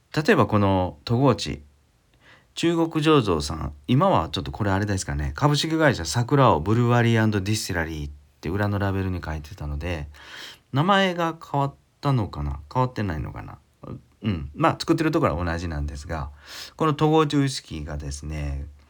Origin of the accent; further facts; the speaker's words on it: Ehime, Japan; 地元の愛媛県の村上水軍